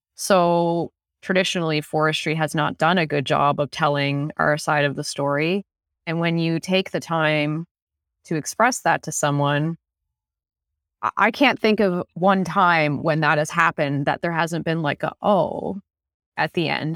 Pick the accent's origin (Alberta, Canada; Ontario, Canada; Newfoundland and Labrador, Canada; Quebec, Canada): Newfoundland and Labrador, Canada; now in Renfrew County, Canada; I am from Labrador, and I had no idea what forestry was growing up. I grew up in a mining town